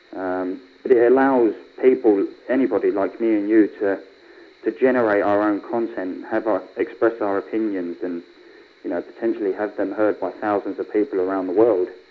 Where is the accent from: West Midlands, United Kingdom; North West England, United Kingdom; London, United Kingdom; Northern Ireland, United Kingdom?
London, United Kingdom; accent: Cockney; growing up in a place like London